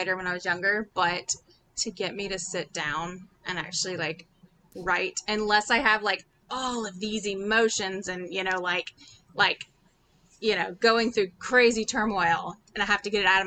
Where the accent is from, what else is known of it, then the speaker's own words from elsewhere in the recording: Baton Rouge, Louisiana, United States; also born or lived in New Orleans area, Louisiana; I'm from Louisiana, Baton Rouge, to be specific